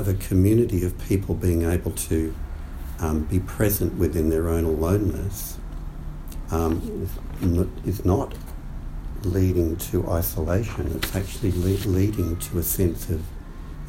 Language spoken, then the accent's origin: English; Australia; growing up in Australia